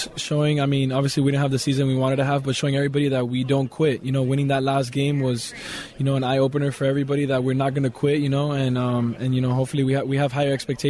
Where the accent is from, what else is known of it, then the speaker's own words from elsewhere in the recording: Miami, Florida, United States; to bring all that back in my hometown, and then and you know, the Super Bowl is here in where I was born and raised.